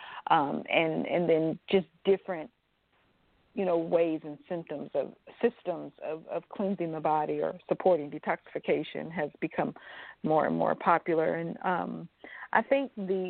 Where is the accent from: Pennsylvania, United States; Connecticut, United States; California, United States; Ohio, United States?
California, United States; Los Angeles; moved away as an adult; now in Atlanta, United States; growing up in Los Angeles, California